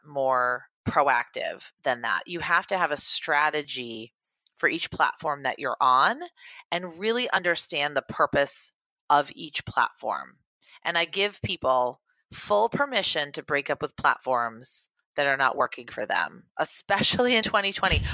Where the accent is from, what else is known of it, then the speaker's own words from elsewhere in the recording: Beverly, Massachusetts, United States; Beverly, Massachusetts, which is where I'm from.